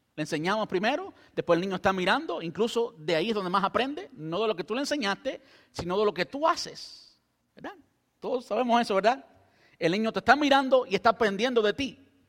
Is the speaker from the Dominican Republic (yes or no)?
no; Cuba; now in Brandon, United States; yo soy cubano